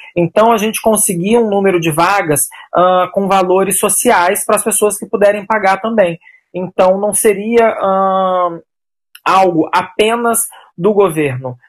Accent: São Paulo, Brazil; moved away as an adult; now in Rio de Janeiro, Brazil; eu sou natural de São Paulo, moro no Rio de Janeiro há 12 anos

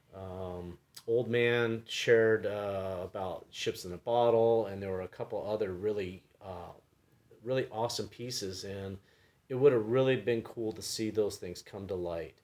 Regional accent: San Diego, California, United States; moved away; I'm from San Diego originally

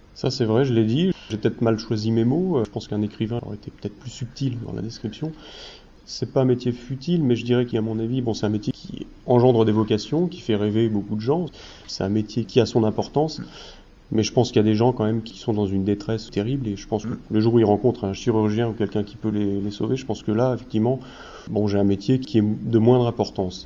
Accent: Normandy, France; Je suis normand

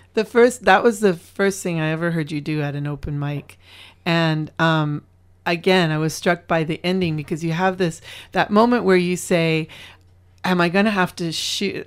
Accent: Alberta, Canada; I grew up in Alberta

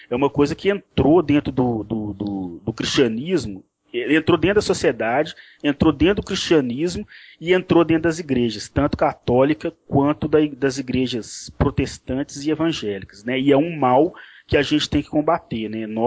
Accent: Belo Horizonte, Minas Gerais, Brazil; Para quem não sabe, eu sou de Belo Horizonte, Minas, Minas Gerais

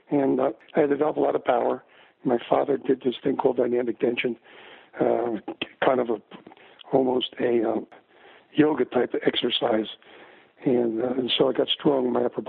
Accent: Paterson, New Jersey, United States; also born or lived in Fair Lawn, New Jersey; Grew up in Paterson, New Jersey. I was born in Paterson, New Jersey. Kind of a place to be, nice place to be from. It wasn't the most beautiful. It was kind of a ghetto. And I was a ghetto kid.

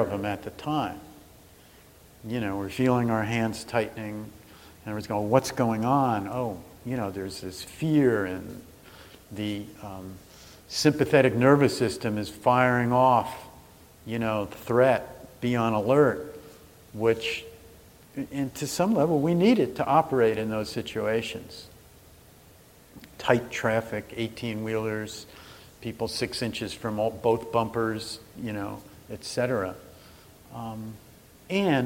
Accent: New Jersey, United States; I'm from New Jersey

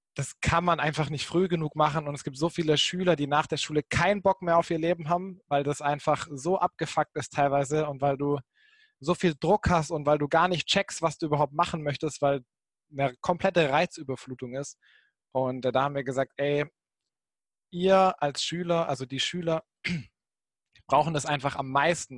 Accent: Baden-Württemberg, Germany; moved away as an adult; also born or lived in Jena; ich komme ursprünglich aus Baden-Württemberg, Baden-Württemberg, der Schwab

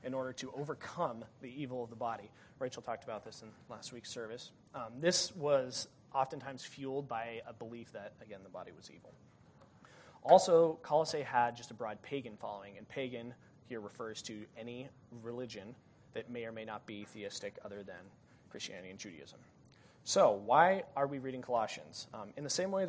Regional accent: Denver, Colorado, United States; moved away as an adult; I'm from Denver

